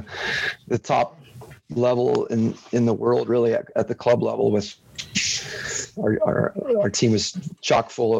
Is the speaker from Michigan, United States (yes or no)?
no; Salinas, California, United States; moved away as an adult; also born or lived in Europe / Orange County / Baltimore; settled back into my hometown, Salinas, California